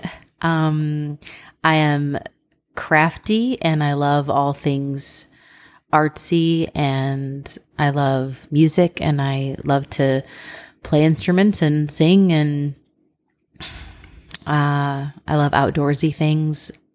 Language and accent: English; Ohio, United States; we're from Ohio